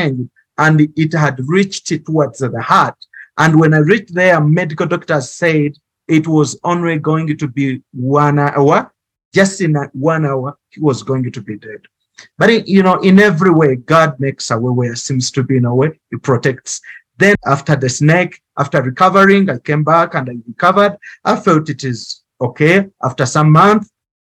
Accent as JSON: {"language": "English", "country": "Uganda", "tie": "born or raised there", "moved": "yes", "lives_now": "Kigali, Rwanda", "said": "I grew up in Uganda"}